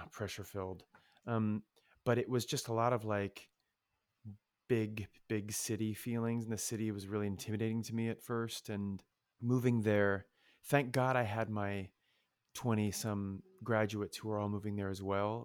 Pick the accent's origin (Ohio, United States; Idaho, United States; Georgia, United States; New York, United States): Ohio, United States; moved away; also born or lived in Michigan; growing up in Ohio, you're a Buckeye